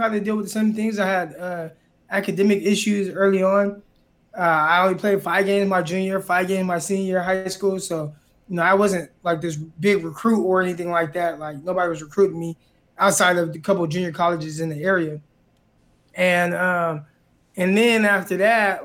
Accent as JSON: {"language": "English", "town": "Stockton", "region": "California", "country": "United States", "tie": "born or raised there", "moved": "as an adult", "said": "I'm from Stockton, so I've lived there pretty much majority of my life, born and raised there."}